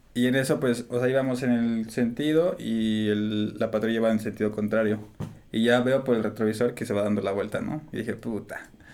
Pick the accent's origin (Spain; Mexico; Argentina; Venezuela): Mexico; also born or lived in United States